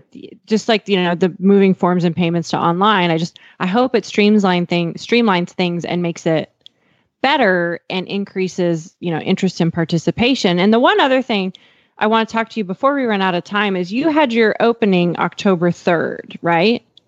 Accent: Montana, United States; now in Fort Worth, United States; I grew up in Montana and I live in Texas

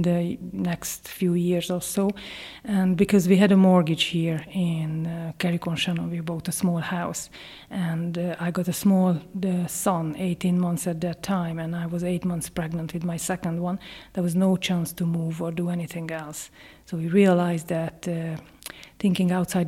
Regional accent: Hungary; English is a second language; moved away as an adult; also born or lived in Ireland; now in County Leitrim, Ireland; I'm Hungarian. I moved to Ireland in 2004

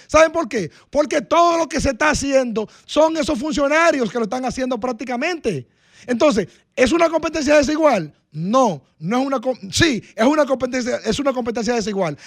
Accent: Dominican Republic; usted como dominicano y yo como dominicano

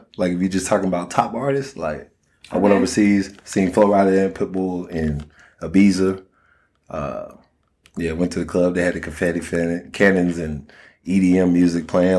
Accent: Miami, Florida, United States; Miami, Florida.

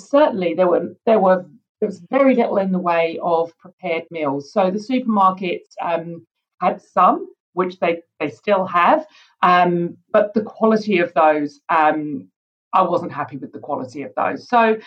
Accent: United Kingdom; now in New Zealand; I grew up in the UK, as you can probably tell from my accent

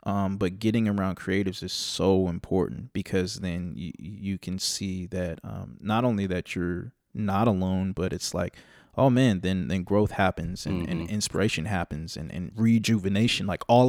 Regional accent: California, United States; because I'm from the East Bay, born and raised.

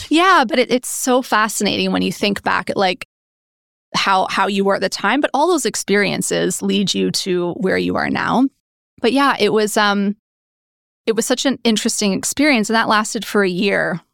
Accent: Oshawa, Ontario, Canada; moved away as an adult; also born or lived in Toronto / United Kingdom; I grew up in good old Oshawa

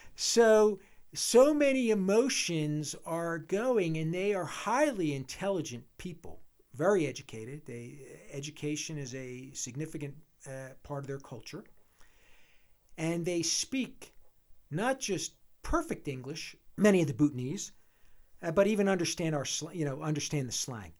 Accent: Philadelphia, Pennsylvania, United States; moved away as an adult; also born or lived in Michigan; now in Jackson Hole, United States; We're both from Philadelphia area originally

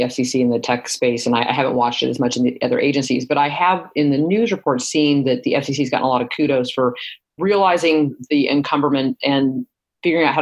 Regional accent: Nebraska, United States; I'm from Nebraska.

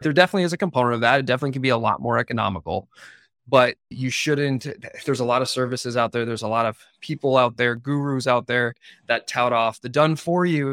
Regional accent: Canada; now in United States; I'm from Canada

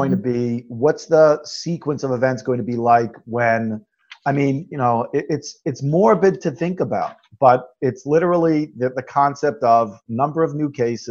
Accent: Long Island, New York, United States; I grew up on Long Island

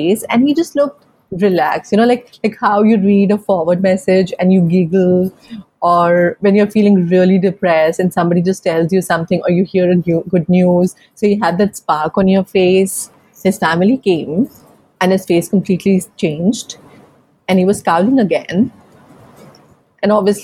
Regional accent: Jammu, Jammu and Kashmir, India; moved away; coming from a chota city, I'm from Jammu

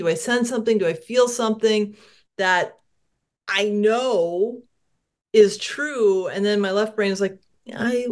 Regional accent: New England, United States; born or raised there; moved away as an adult; also born or lived in Connecticut / Maine; now in Washington State, United States

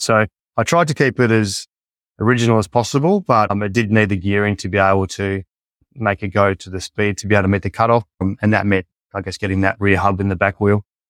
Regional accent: Collie, Western Australia, Australia; also born or lived in Perth, Australia; when we grew up in Collie, one, one of four siblings

